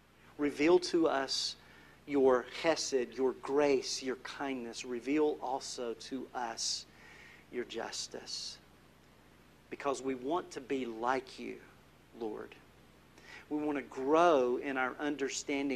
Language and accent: English; North Carolina, United States; I'm from North Carolina